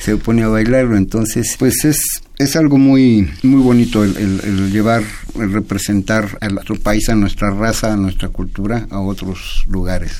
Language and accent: Spanish; Mexico; todos somos mexicanos, somos mexicas